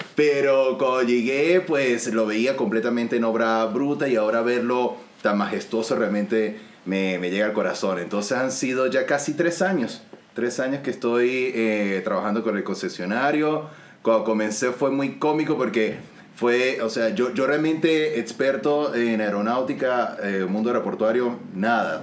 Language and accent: Spanish; San Cristóbal, Táchira, Venezuela; moved away as an adult; also born or lived in Maracaibo, Venezuela; now in Santiago, Chile; Soy de los Andes, de San Cristóbal, pero viví 11 años en Maracaibo